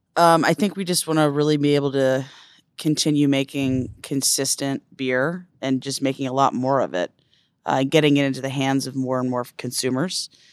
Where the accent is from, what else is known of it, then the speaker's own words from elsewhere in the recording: Silver Spring, Maryland, United States; I grew up in Silver Springs